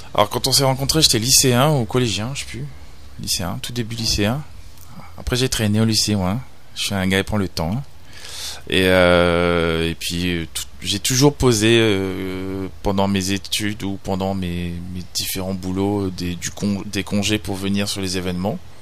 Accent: Réunion; on est des Réunionnais, on est français, on est dans l'océan Indien

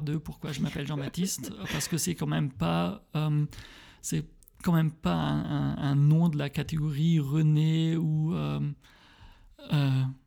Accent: Frankenthal, Rhineland-Palatinate, Germany; now in Berlin, Germany; Je suis allemand, je suis né à Frankenthal, euh, entre. Oui, près de Mannheim

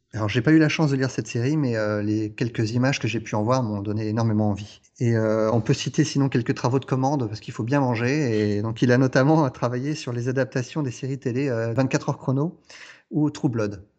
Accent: France; chez nous en France

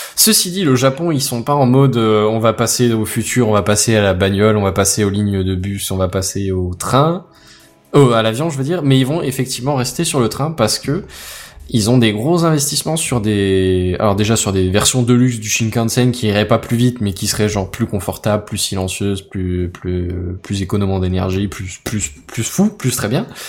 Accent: France; en tant que Français

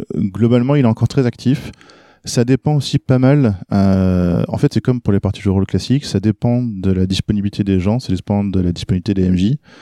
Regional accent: France; also born or lived in Norway; quand on est arrivé en France, que je suis né en Norvège, mais on s'est installé en France euh, quand j'avais 3-4 ans

